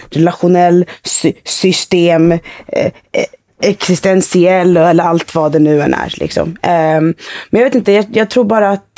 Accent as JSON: {"language": "Swedish", "town": "Fisksätra", "region": "Stockholm County", "country": "Sweden", "tie": "born or raised there", "said": "jag växte upp i Fisksätra"}